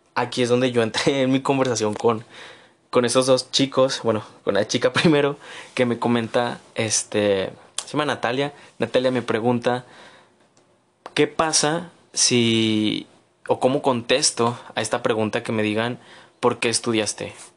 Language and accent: Spanish; Mexico; como mexicanos